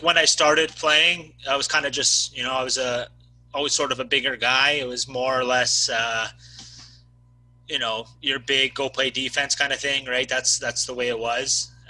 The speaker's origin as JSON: {"language": "English", "town": "LaSalle", "region": "Ontario", "country": "Canada", "tie": "born or raised there", "also_born_or_lived": "Mississauga, Ontario", "said": "the town of LaSalle, that's where I'm from. I was born in Mississauga, but I moved down here, about 4 or 5 years old"}